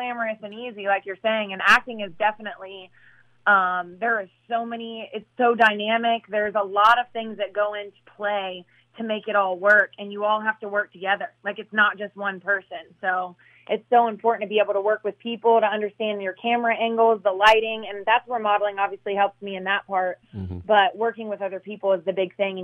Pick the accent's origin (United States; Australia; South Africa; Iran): United States; Midwest; moved away; I come from the Midwest